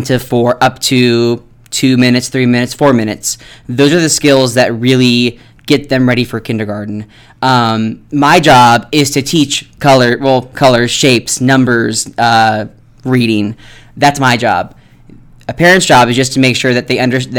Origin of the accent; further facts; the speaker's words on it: Ohio, United States; moved away as an adult; now in Nevada, United States; I'm from Ohio